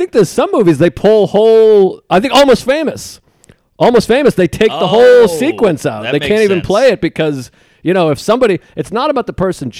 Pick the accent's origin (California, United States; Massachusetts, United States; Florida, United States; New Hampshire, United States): Massachusetts, United States; Boston; I was growing up in Boston